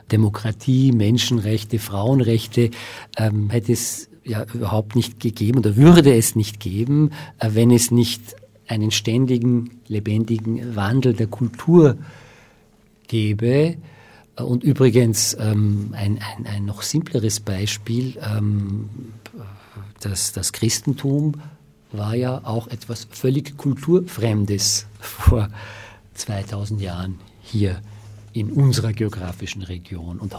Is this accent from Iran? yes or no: yes; Iran; now in Austria; also ich bin Iraner und ich bin jetzt in Österreich